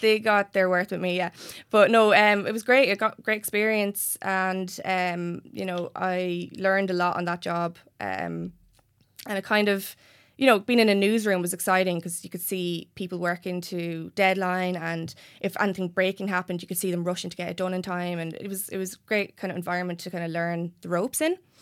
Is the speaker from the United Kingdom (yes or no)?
no; Enniscorthy, Leinster, Ireland; born or raised there